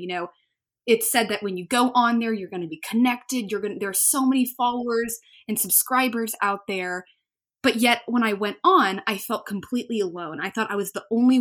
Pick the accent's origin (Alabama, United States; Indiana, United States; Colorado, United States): Alabama, United States; Birmingham; I'm from Birmingham, Alabama